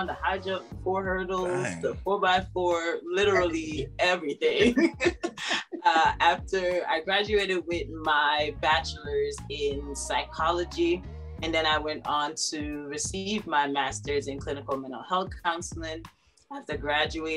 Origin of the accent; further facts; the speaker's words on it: Jamaica; moved away as an adult; Born and raised in Jamaica, went to the Convent of Mercy Academy, Alpha